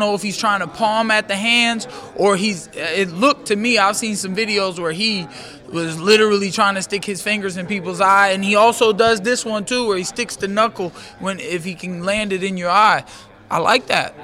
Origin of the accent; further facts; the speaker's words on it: Orlando, Florida, United States; UFC Orlando at the Amway Center in my hometown